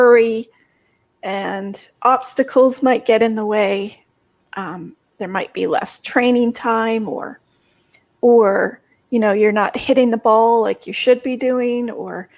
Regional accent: Canada; I'm Canadian

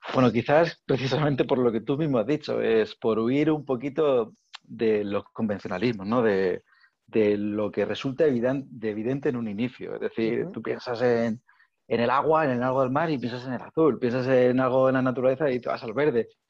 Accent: Region of Murcia, Spain; soy de Murcia

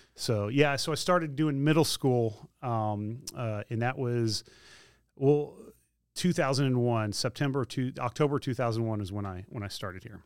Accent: Spring Hill, Tennessee, United States; I grew up in Spring Hill, Tennessee

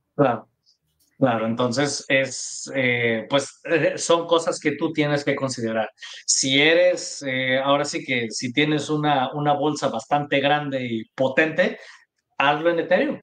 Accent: Mexico; los tres somos mexicanos

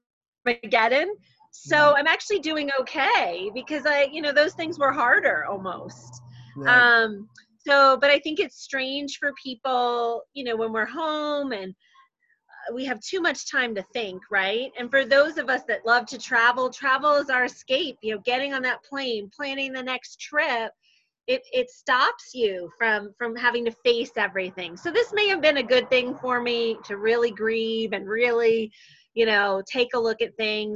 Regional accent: Springfield, New Jersey, United States; now in Denver, United States; Springfield, New Jersey.

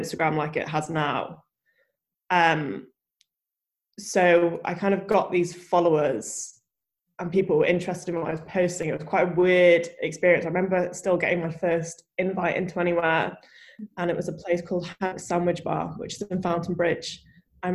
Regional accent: Leeds, Yorkshire and the Humber, United Kingdom; moved away as an adult; now in Edinburgh, United Kingdom; I'm originally from Leeds, and Leeds is a really chain-heavy city. And when I moved to Edinburgh University

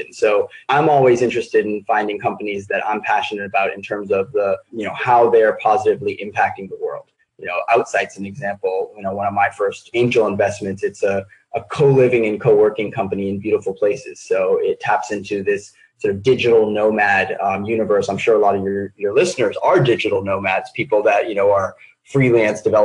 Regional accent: New York City, New York, United States; moved away as an adult; now in San Diego, United States; when I moved to San Diego from New York City, where, you know, I come from

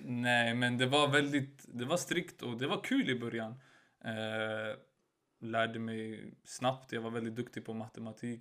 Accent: Stockholm, Stockholm County, Sweden; jag byter skola till Hagsätra där jag är uppvuxen

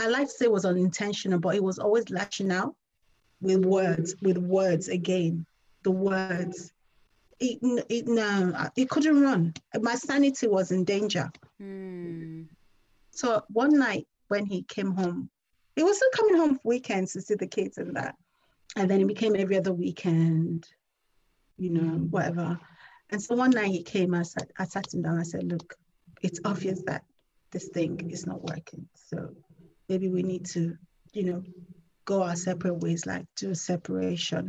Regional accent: Nigeria; I'm Nigerian and that's the culture that I come from

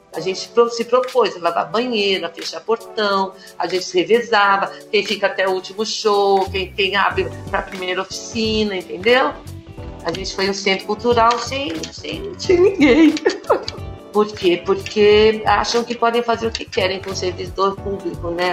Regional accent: São Paulo, Brazil; Nasci em São Paulo, na periferia de Abaquara, morei lá até os 20 e poucos anos.

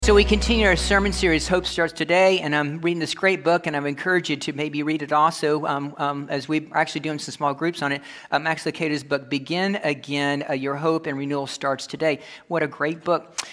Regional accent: Kentucky, United States; I'm coming from Kentucky

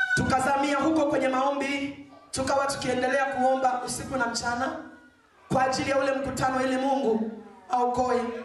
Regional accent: Mbeya, Tanzania; nyumbani kwetu Mbeya.

